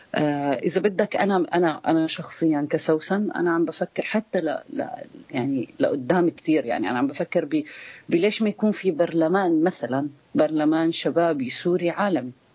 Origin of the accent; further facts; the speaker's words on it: Palestine; أنا حدا فلسطيني